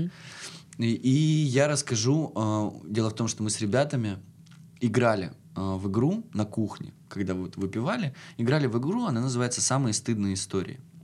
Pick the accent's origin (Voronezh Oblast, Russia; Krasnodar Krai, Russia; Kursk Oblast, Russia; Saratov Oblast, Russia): Krasnodar Krai, Russia; Krasnodar; мы из Краснодара, типа, приехали по работе